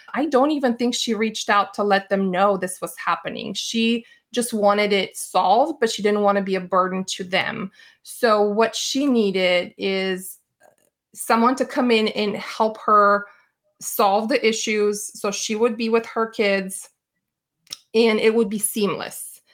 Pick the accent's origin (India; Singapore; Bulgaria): Bulgaria; moved away; I grew up in Bulgaria.